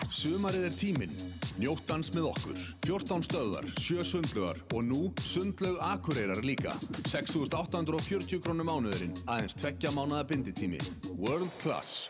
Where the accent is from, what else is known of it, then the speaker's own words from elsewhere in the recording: Belgium; moved away; ég ólst náttúrulega upp hjá toppklubbi í Belgíu